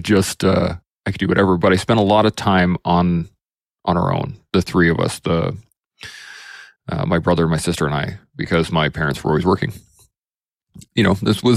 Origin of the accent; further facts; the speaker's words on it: Alberta, Canada; also born or lived in Calgary, Alberta; But I'm an Alberta boy. I've been born and raised kind of all over Alberta.